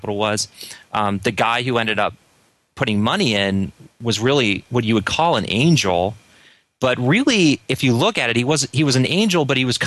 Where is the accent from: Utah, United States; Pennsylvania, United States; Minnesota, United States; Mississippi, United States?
Pennsylvania, United States; Philadelphia; I got back to my hometown. I was raised in Northern Philadelphia area